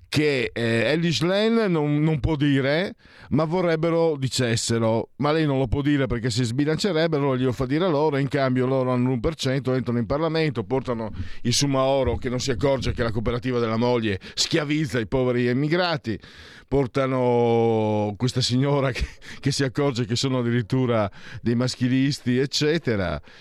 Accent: Friuli-Venezia Giulia, Italy; io vengo dal Friuli

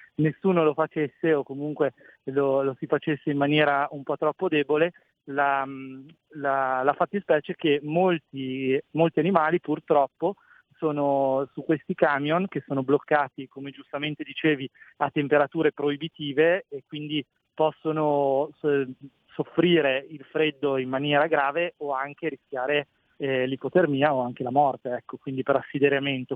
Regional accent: Bolzano, Trentino-Alto Adige, Italy; essendo di Bolzano sono dell'Alto Adige

